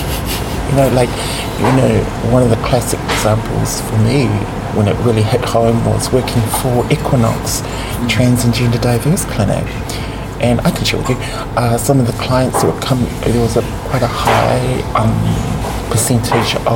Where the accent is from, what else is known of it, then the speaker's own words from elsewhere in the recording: Sydney, New South Wales, Australia; growing up in Sydney